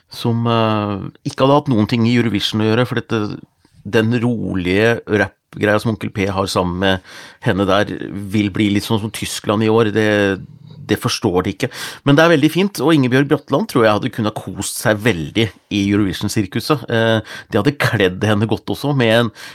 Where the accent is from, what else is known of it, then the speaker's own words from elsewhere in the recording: Gjøvik, Innlandet, Norway; jeg er fra Gjøvik